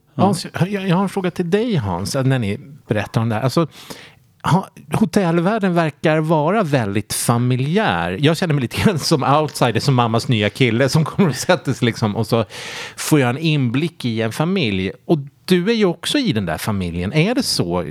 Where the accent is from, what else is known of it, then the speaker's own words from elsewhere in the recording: Sweden; som svensk